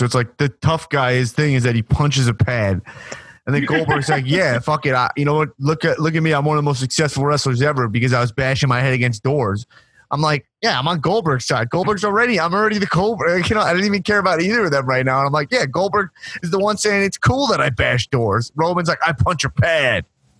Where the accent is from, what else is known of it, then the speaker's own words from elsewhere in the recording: New York City, New York, United States; now in Los Angeles, United States; I bought when I moved to LA, and I was just like from New York City.